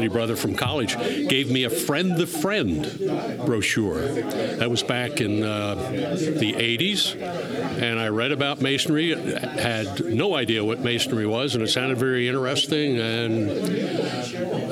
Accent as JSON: {"language": "English", "area": "Slate Belt", "region": "northeastern Pennsylvania", "country": "United States", "tie": "born or raised there", "said": "I grew up in the what's known as the Slate Belt up in northeastern Pennsylvania"}